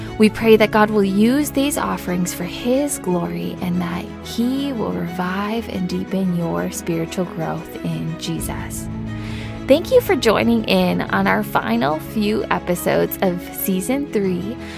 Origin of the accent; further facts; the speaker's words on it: Indiana, United States; moved away as an adult; now in England; I live in the northwest of England. So I moved here as a student from Indiana